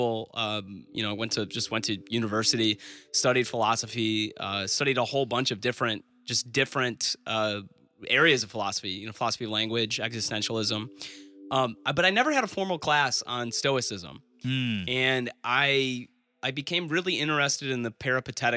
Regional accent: Detroit, Michigan, United States; I grew up in Metro Detroit

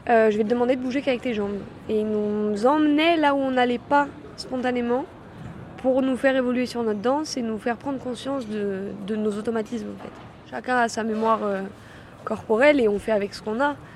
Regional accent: Lyon, Auvergne-Rhône-Alpes, France; j'ai 23 ans, euh, je suis de Lyon à la base.

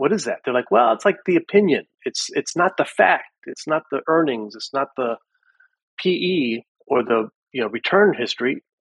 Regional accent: Midwest, United States; moved away; also born or lived in Pittsburgh, Pennsylvania; My background is I grew up in the Midwest.

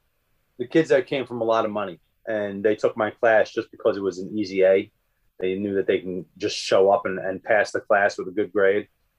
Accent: Long Island, New York, United States; I grew up on Long Island

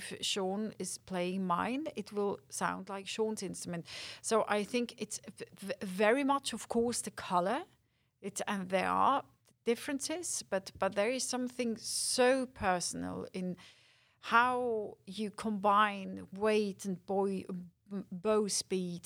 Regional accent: Winterthur, Zurich, Switzerland; Winterthur, my hometown

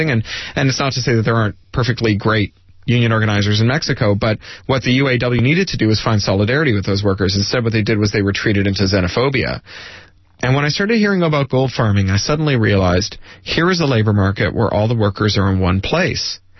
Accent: Toronto, Ontario, Canada; I grew up in Canada. I grew up near the Detroit border uh, in Toronto, just two or three hours away

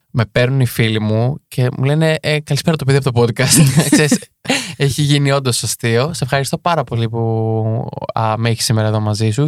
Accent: Marousi, Attica, Greece; γεννήθηκα έτσι στην, στην Αττική, στο Μαρού συγκεκριμένα

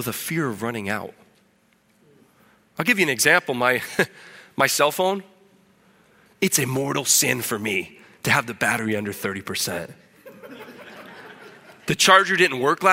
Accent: Illinois, United States; moved away as an adult; also born or lived in Keokuk, Iowa; now in Peru; I was born in Keokuk, Iowa, so I guess I'm an Iowan. I'm not sure if Iowan is the right word. That was because I lived across the river in Illinois, but there was no hospital, so they brought me over there to be born in Iowa, plant my flag, right? Immigrant baby, right? I came back to eat some Iowa beef and claim my heritage, but grew up in a farming family in Illinois

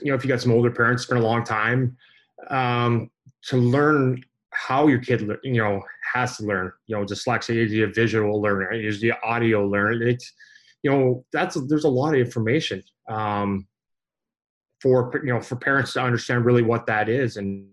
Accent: Canada; growing up in Canada

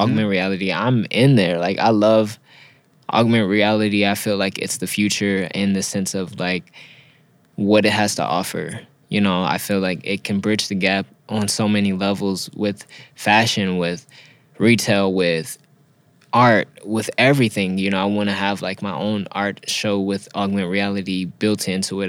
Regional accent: Los Angeles, California, United States; also born or lived in Inland Empire, California; I grew up in Los Angeles and in between Los Angeles and Inland Empire

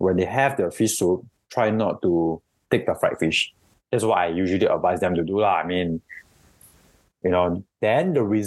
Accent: Singapore; we are all Singaporean here

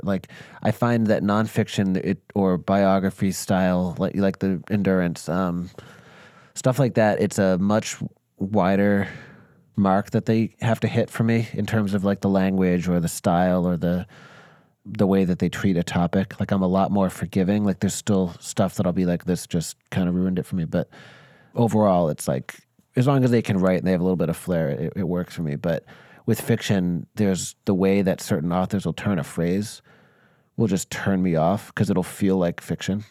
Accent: Northeast, United States; me being born and raised in the Northeast

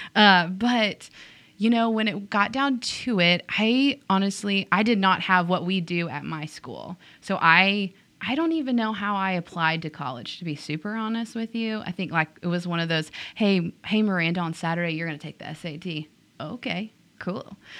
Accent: Tyler, Texas, United States; also born or lived in Whitehouse, Texas; I grew up in Tyler

